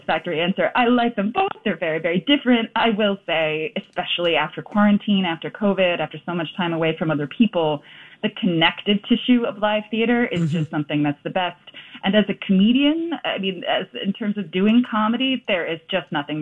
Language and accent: English; Philadelphia, Pennsylvania, United States; moved away as an adult; now in New York, United States; I'm from Philadelphia originally